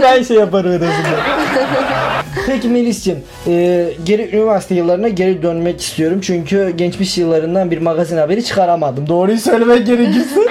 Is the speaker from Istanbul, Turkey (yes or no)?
no; Adana, Turkey; moved away; Adanalı olduğum için, Adana'dan geldiğim için